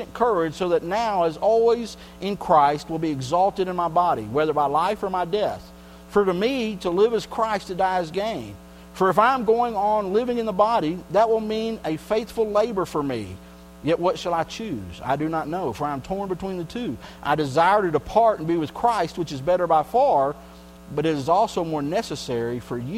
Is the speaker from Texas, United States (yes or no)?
yes; Texas, United States; I grew up in Texas